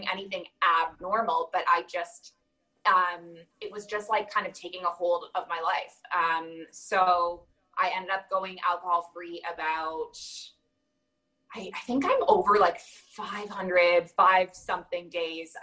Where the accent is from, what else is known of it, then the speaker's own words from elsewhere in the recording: Toronto, Ontario, Canada; moved away as an adult; now in Abu Dhabi, United Arab Emirates; I'm originally from Toronto. And I grew up in the North American culture